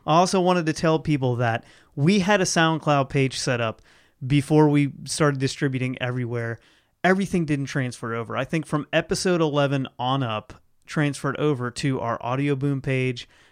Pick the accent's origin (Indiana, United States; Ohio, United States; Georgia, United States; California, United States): Ohio, United States; moved away; Ohio, my home state, where all my family is